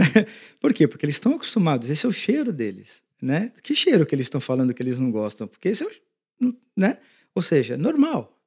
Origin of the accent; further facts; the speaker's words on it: Brazil; moved away as an adult; now in United States; como brasileiro